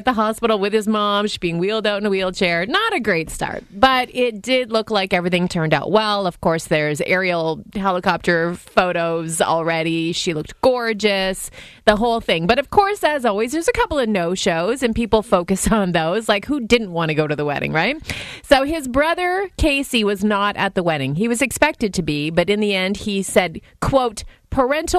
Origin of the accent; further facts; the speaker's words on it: Stittsville, Ontario, Canada; I grew up in Stittsville